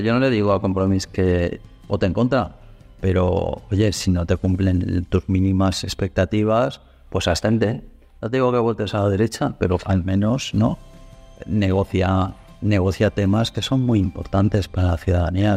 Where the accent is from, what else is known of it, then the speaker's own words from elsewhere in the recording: Valencian Community, Spain; somos los propios valencianos